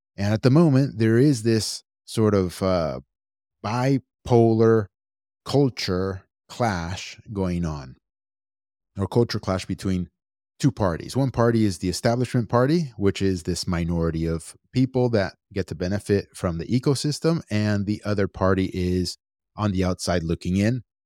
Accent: United States; I was born and raised here in the United States

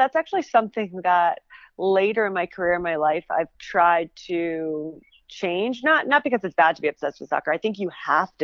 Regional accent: Northern New Jersey, United States; I'm originally from Northern New Jersey

